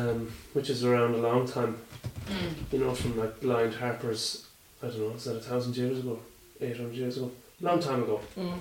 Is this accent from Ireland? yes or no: yes; Athlone, Leinster, Ireland; I grew up in Athlone in the Midlands